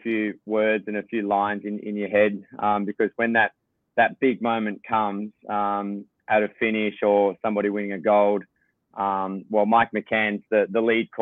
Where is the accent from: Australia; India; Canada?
Australia; being an Aussie